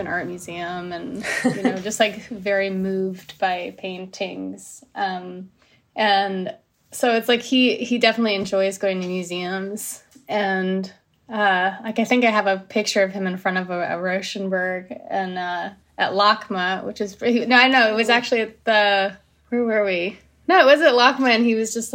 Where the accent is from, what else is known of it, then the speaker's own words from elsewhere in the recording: New Jersey, United States; now in Los Angeles, United States; living in LA is a little different than growing up in Jersey, because I grew up in Jersey